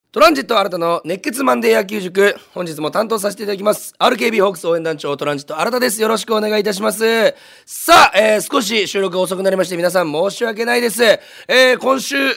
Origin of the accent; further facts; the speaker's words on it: Munakata, Fukuoka, Japan; 宗像高校出身なんですけど